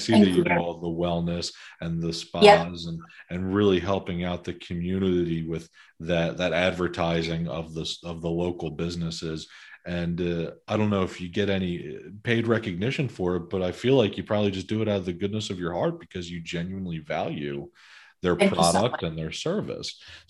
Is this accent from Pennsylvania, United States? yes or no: yes; Philadelphia, Pennsylvania, United States; moved away as an adult; now in Bucks County, United States; my background is I grew up in Northeast Philadelphia, and I moved to Bucks County about 7 years ago